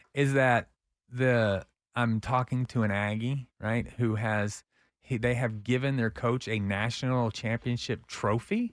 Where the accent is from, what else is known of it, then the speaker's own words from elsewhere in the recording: Austin, Texas, United States; I'm a Northie